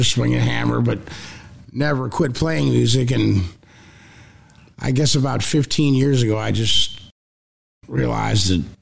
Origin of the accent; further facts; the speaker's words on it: St. Louis, Missouri, United States; I grew up in St. Louis